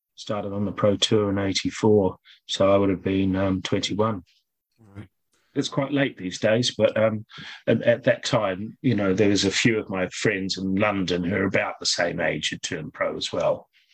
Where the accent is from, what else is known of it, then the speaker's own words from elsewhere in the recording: Auckland, New Zealand; also born or lived in Christchurch; I was born in Christchurch, and then um, when I was when I was seven, our family moved to Auckland, North Shore, Auckland.